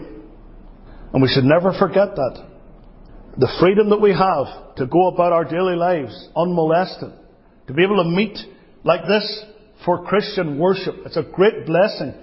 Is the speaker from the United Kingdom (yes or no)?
yes; United Kingdom; now in United States; As a Brit